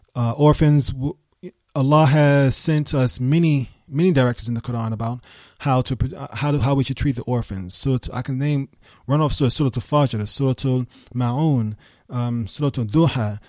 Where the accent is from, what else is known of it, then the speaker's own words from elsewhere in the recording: New York City, New York, United States; moved away; also born or lived in Birmingham; I was raised in New York